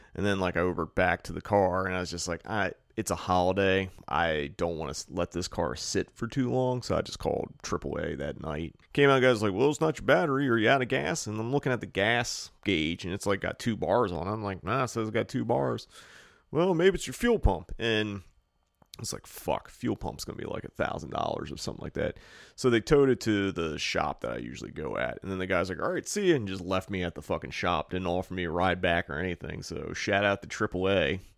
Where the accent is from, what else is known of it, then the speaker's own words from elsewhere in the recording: East Coast, United States; now in California, United States; we're from the East Coast